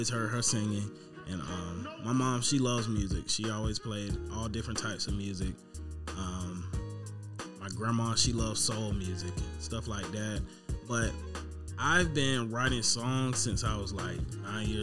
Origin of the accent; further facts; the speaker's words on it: Albany, Georgia, United States; moved away as an adult; now in Atlanta, United States; Growing up in Albany